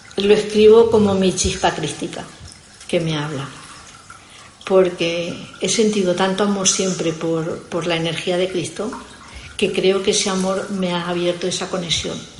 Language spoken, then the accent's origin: Spanish; Spain; yo soy de Fuente Alvilla